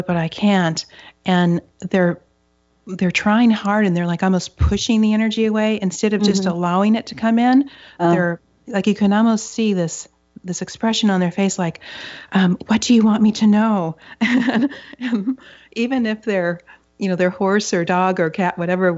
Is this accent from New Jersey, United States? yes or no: no; Upper Michigan, United States; now in Seattle, United States; I grew up in Upper Michigan, and it's some parts of it are up to 90% forested